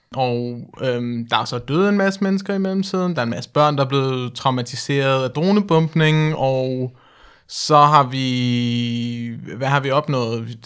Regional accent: Denmark; also born or lived in United States

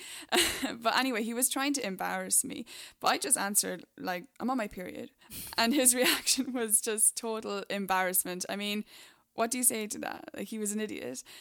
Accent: Ireland; moved away; my home country, Ireland

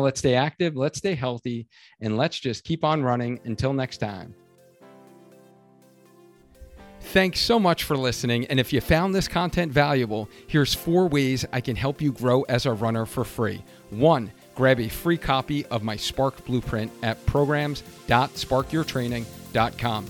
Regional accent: Long Island, New York, United States; Us Long Islanders.

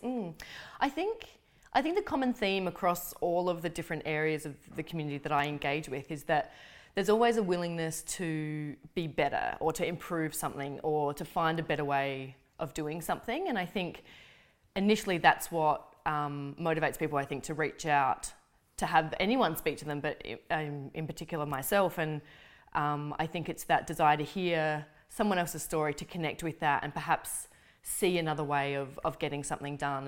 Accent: Australia; being Australian is a very important thing for me, and I take an immense amount of pride in being able to represent my country

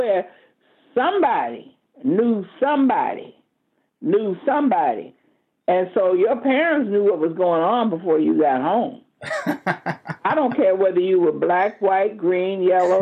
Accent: Oakland, California, United States; also born or lived in Sacramento, California; I grew up in West Oakland, and then we moved to Sacramento for a while, and then we eventually moved up here to 33rd

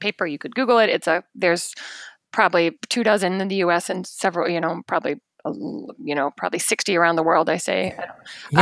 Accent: United States; I'm in fact as American as they come

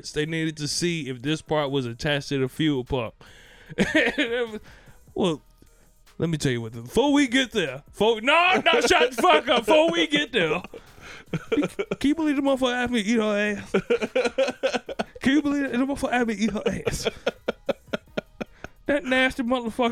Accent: Gary, Indiana, United States; accent: Gary; my Gary accent

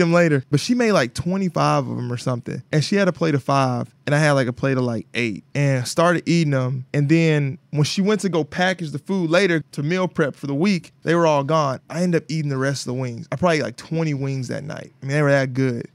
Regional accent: Alabama, United States; moved away; Even though I grew up in Alabama, my roots are Mississippi

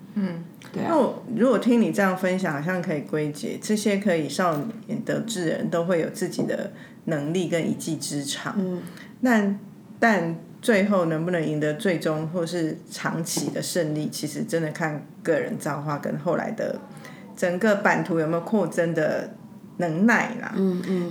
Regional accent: Yuanlin, Changhua County, Taiwan; also born or lived in New Taipei; now in Taipei, Taiwan; 其实我出生地就是彰化嗯。那我就会一定，我其实都会说我是彰化人嗯。但，通常如果更，更熟的，我都会说我园林人

